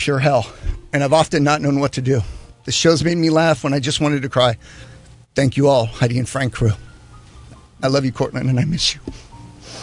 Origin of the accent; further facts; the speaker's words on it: Panama; moved away; when I grew up in Panama